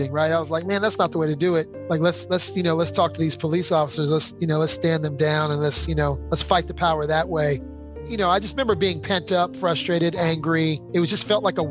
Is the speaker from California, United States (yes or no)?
yes; Palo Alto, California, United States; also born or lived in San Jose / Berkeley / Oakland; I grew up in Palo Alto, right? I grew up in the eye of Stanford